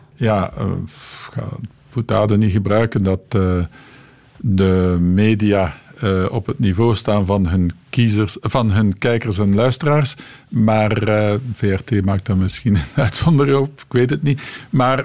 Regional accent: East Flanders, Belgium; moved away; Ik ben van Oost-Vlaanderen afkomstig en uiteindelijk teruggekeerd naar Oost-Vlaanderen

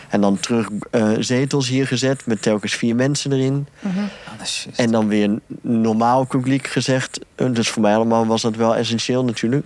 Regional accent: Ypres, Flanders, Belgium; ik kom uit Ieper

